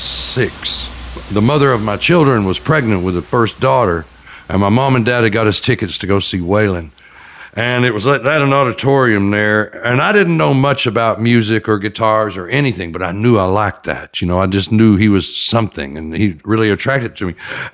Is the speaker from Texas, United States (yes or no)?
no; Chattanooga, Tennessee, United States; also born or lived in Knoxville, Tennessee; I was born in Knoxville, and you know, they'd have it on every Saturday evening. And from a local studio, TV studio. And then we moved on to Chattanooga